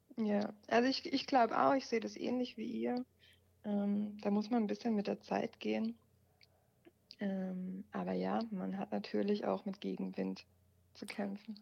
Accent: Germany; sind wir Deutsche

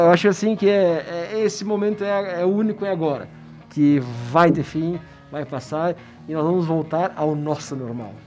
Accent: Farroupilha, Rio Grande do Sul, Brazil; Ferropilha, cidade do Corbelinho.

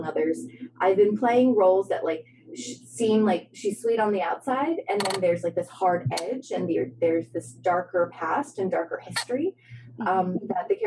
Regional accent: St. Louis, Missouri, United States; also born or lived in Hunan, China / upstate New York; we moved to St. Louis. And St. Louis, yeah, it was interesting because that's where I consider my hometown

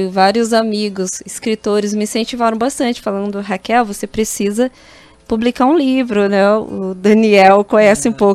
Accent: Miranda, Mato Grosso do Sul, Brazil; also born or lived in Três Lagoas; Isso, quando eu saí de Miranda, que é uma cidade pequena, mais ou menos 26 mil habitantes, mais ou menos isso. E aí eu fui né, para Três Lagoas

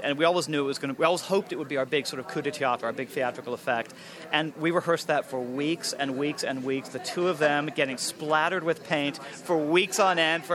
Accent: New Jersey, United States; I grew up in New Jersey

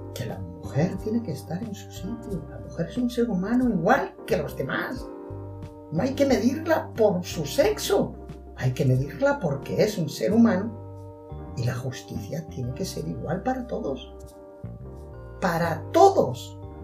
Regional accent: Spain; como españoles que somos

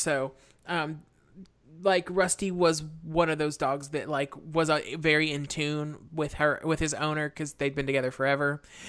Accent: the South, United States; I'm from the South, where the dad of a 15-year-old, the only line they have is something about the guns that they own.

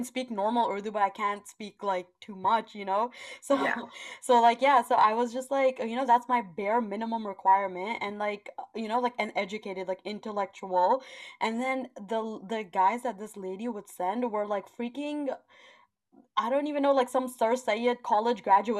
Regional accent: Canada; I am Canadian. I will probably go there soon. My family lives there.

